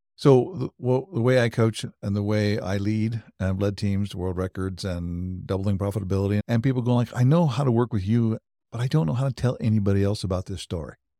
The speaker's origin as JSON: {"language": "English", "town": "Wichita", "region": "Kansas", "country": "United States", "tie": "born or raised there", "also_born_or_lived": "Europe", "moved": "yes", "lives_now": "Overland Park, United States", "said": "I was born and raised in Wichita, Kansas, so I'm, I'm a Kansas native"}